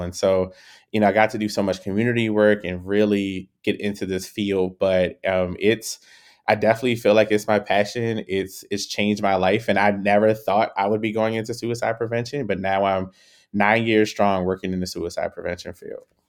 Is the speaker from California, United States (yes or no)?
no; Baltimore, Maryland, United States; growing up in Baltimore